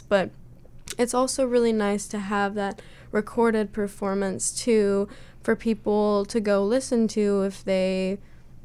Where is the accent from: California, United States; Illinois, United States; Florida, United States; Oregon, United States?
Oregon, United States; Southern; I'm from Southern Oregon